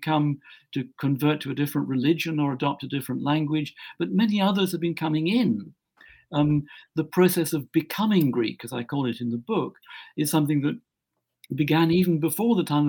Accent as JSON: {"language": "English", "region": "Scotland", "country": "United Kingdom", "moved": "yes", "lives_now": "England, United Kingdom", "said": "I'm a Scot, and I come from Scotland. I live in England"}